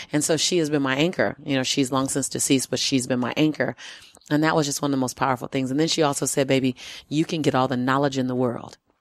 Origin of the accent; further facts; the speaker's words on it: Los Angeles, California, United States; I was born and raised in South Central L